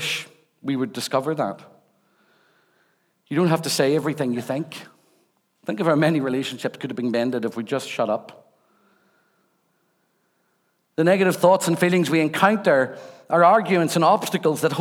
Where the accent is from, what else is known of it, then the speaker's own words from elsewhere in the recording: Rathcoole, Northern Ireland, United Kingdom; also born or lived in Belfast; I was born and brought up in Rathcoole